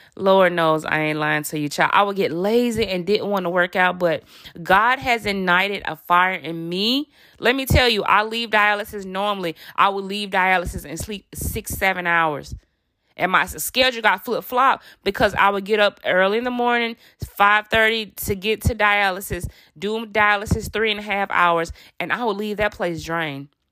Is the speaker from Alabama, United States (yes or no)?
yes; Alabama, United States; I'm from Alabama. I'm from the South.